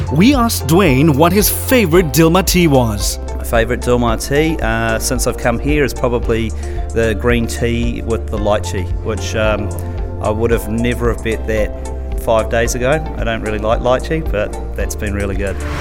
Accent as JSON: {"language": "English", "country": "New Zealand", "tie": "born or raised there", "said": "I'm from New Zealand"}